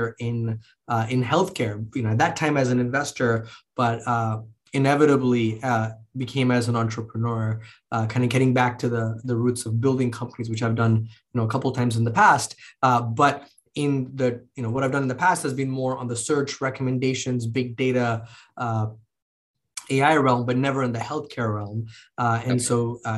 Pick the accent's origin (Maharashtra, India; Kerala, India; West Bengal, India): Maharashtra, India; Mumbai; moved away; I grew up in India, in Bombay, in. You know, the late 80s, early 90s.